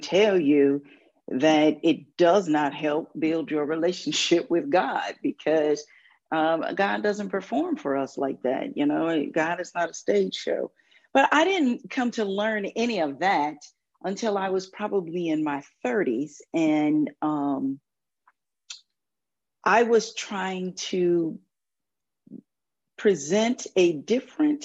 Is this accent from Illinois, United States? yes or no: yes; Waukegan, Illinois, United States; I grew up in the Catholic Church in Waukegan, Illinois